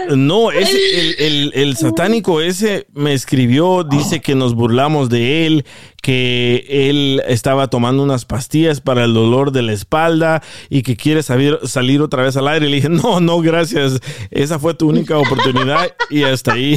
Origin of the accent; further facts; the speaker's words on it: El Salvador; moved away; Yo, yo crecí en el, en el Salvador